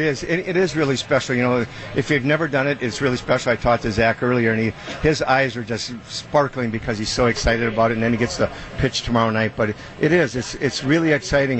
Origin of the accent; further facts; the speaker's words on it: Wisconsin, United States; born and raised in Wisconsin